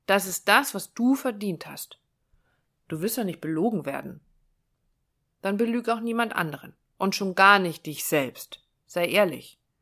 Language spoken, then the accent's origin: German; Northern Germany, Germany; Ich komme aus dem Norden